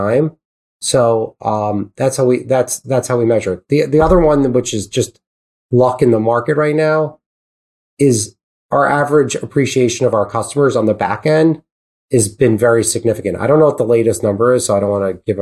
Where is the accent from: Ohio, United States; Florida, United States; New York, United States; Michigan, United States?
New York, United States; I speak fast because I'm from New York